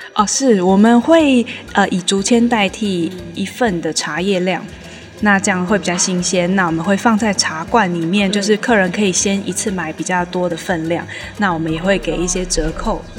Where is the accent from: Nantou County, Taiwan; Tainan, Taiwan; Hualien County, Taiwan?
Nantou County, Taiwan; Nantou City; 我从小是念这边国小跟国中长大的